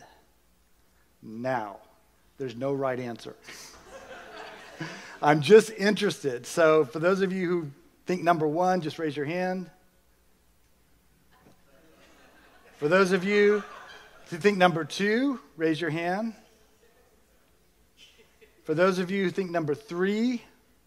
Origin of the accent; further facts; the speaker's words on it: United States; being an American